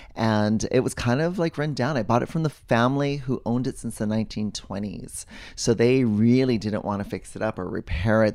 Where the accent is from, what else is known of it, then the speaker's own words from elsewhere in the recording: Hawaii, United States; I grew up in Walaiki, and we rode our bikes in the street